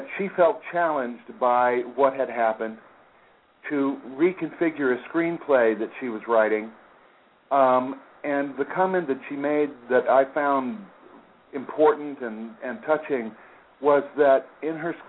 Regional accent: Aurora, Colorado, United States; moved away; also born or lived in Hollywood; I was raised in Aurora, Colorado

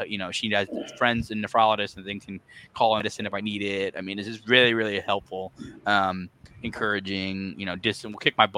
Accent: Connecticut, United States; moved away as an adult; also born or lived in Arizona; now in Kentucky, United States; I grew up in Connecticut, was there most of my life. And then I moved out to Arizona and then to Kentucky.

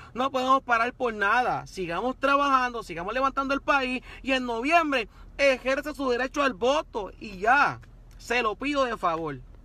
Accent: Puerto Rico; como puertorriqueño

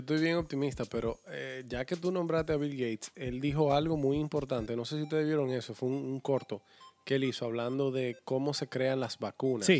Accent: Dominican Republic

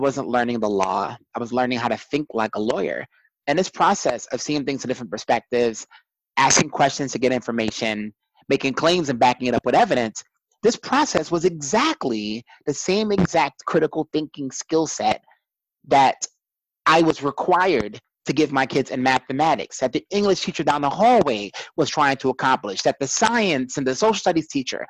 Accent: New York City, New York, United States; growing up in Brooklyn, New York, growing up as a first generation in this country

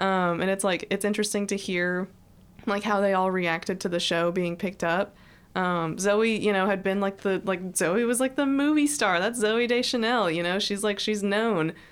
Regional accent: Texas, United States; I'm from I'm from Texas

